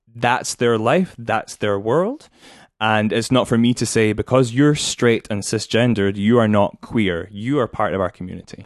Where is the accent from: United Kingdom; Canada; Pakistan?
United Kingdom; as a British person